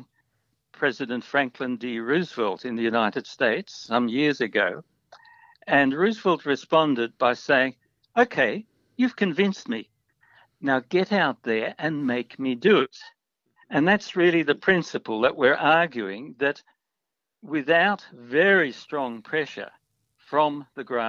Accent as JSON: {"language": "English", "country": "Australia"}